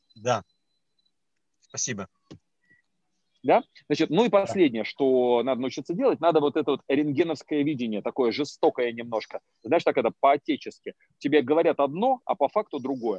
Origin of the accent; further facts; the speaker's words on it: Moscow, Russia; я из Москвы.